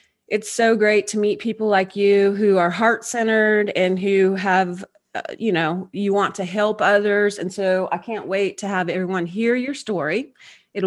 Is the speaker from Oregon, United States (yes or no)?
yes; Oregon, United States; I'm from Oregon